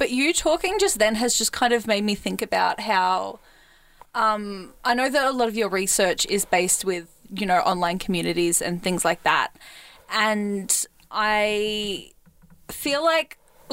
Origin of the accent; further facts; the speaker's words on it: Australia; I was raised in Australia, very rurally, very like isolated